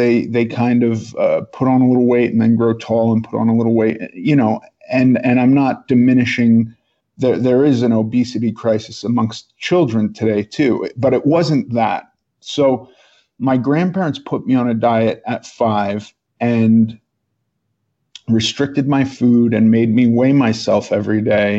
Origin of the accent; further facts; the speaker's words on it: New York, United States; I was born in New York. in the 70s.